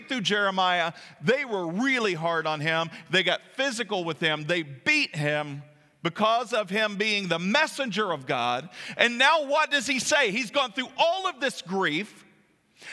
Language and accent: English; Kentucky, United States; moved away; when I drive down there, it's like going back home